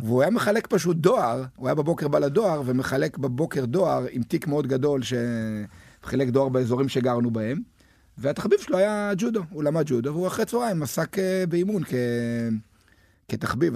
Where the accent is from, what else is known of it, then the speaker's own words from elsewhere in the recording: Netanya, Central District, Israel; אני גדלתי בנתניה